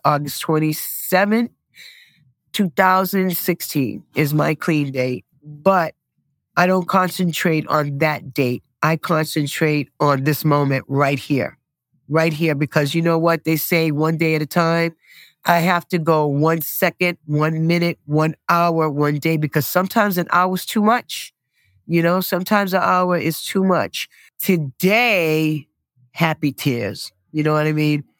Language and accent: English; Boston, Massachusetts, United States; I was born and raised here in Dorchester, Massachusetts